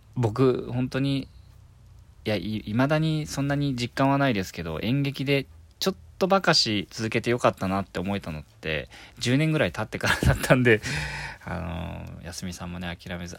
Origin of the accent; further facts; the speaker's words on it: Miyazaki, Japan; now in Tokyo, Japan; 地元宮崎県